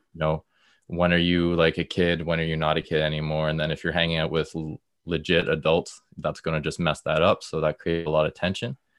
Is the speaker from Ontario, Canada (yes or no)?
yes; Stouffville, Ontario, Canada; also born or lived in Peterborough; I'm from Stouffville, just, like, a little bit north of Toronto